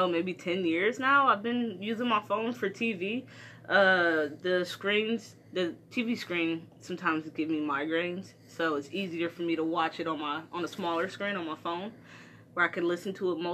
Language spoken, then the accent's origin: English; Detroit, Michigan, United States; I'm from Detroit